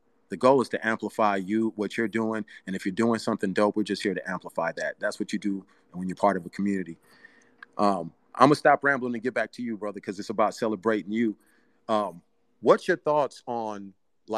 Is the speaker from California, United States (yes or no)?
yes; Bay Area, Northern California, United States; English is a second language; I grew up in the Bay Area, Northern California, Oakland, San Francisco